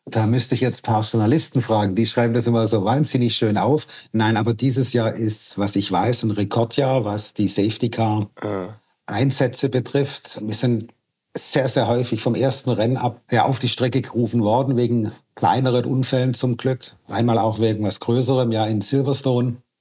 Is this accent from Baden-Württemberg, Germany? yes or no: yes; Schorndorf, Baden-Württemberg, Germany; also born or lived in Waiblingen; Ich bin hier aufgewachsen, groß geworden, ich kenne hier jeden Winkel und wir sind so, wie wir sind im Remstal